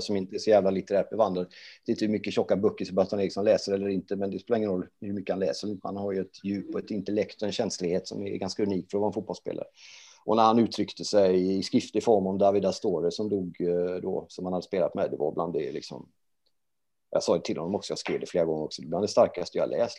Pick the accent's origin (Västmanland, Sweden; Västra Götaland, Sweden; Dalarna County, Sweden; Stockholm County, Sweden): Västra Götaland, Sweden; Gothenburg; moved away as an adult; also born or lived in Norrköping; jag är ju uppväxt i Göteborg